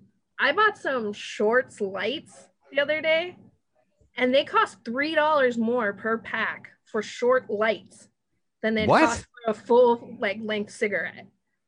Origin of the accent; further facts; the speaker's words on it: New Mexico, United States; moved away; when I tell people I'm from New Mexico.